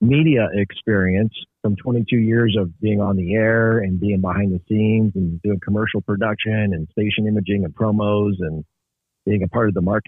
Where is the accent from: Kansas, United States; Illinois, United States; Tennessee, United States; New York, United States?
Kansas, United States; Northeast; I started as a young lad in Northeast Kansas